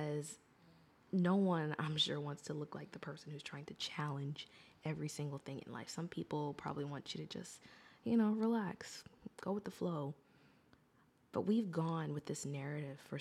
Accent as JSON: {"language": "English", "country": "United States", "said": "I am an American"}